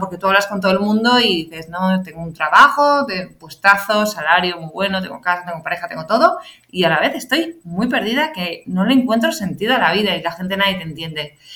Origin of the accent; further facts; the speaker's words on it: San Sebastián, Basque Country, Spain; moved away as an adult; also born or lived in Madrid; yo soy de Donosti, me vine a Madrid